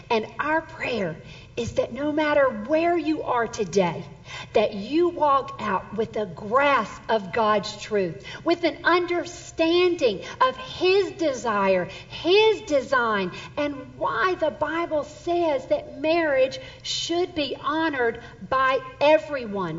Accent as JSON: {"language": "English", "region": "Southern Mississippi", "country": "United States", "tie": "born or raised there", "moved": "yes", "lives_now": "Texas, United States", "said": "I'm actually from Southern Mississippi, and I grew up there"}